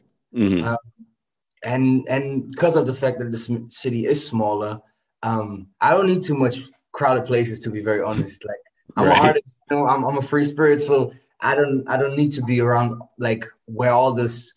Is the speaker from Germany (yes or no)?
yes; Berlin, Germany; moved away as an adult; also born or lived in Ghana; now in Hamburg, Germany; I was born and raised in Berlin, Germany